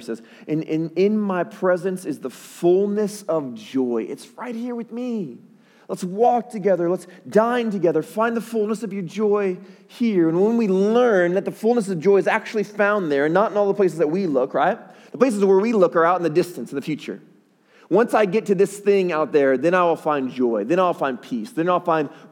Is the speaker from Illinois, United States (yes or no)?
yes; Chicago, Illinois, United States; my hometown, Chicago. That's where I'm from